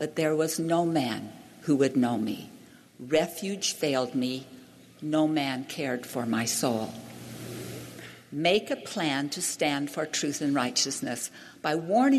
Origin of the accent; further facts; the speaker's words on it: Hawaii, United States; I grew up in Hawaii